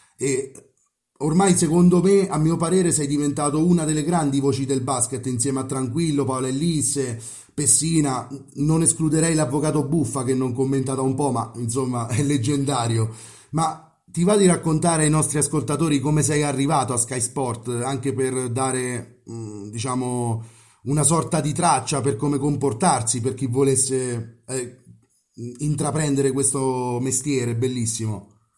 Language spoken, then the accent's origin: Italian; Rieti, Lazio, Italy; sono di Rieti